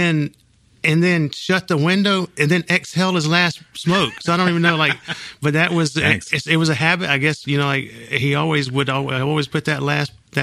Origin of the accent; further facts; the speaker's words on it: Union City, United States; I grew up in Union City